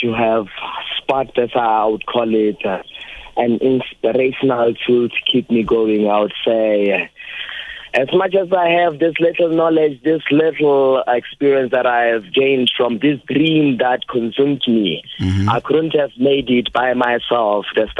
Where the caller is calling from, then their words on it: Thohoyandou, Limpopo, South Africa; Speaking to … I'm calling you from Venda University.